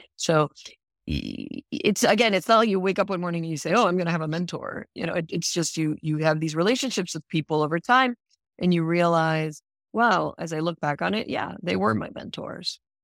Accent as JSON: {"language": "English", "country": "Puerto Rico", "also_born_or_lived": "Princeton, New Jersey / New York", "moved": "as an adult", "lives_now": "Rhode Island, United States", "said": "I'm originally from Puerto Rico, and arrived in Rhode Island"}